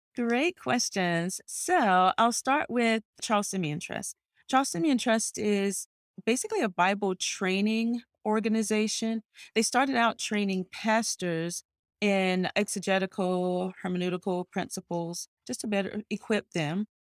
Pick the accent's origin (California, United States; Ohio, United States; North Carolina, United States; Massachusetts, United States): North Carolina, United States; moved away as an adult; also born or lived in Cayman Islands; now in Washington, D.C., United States; I was born in North Carolina, a small, one traffic light town